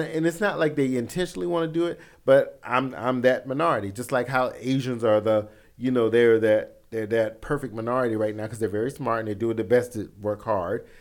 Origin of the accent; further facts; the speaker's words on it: the South, United States; I grew up in the South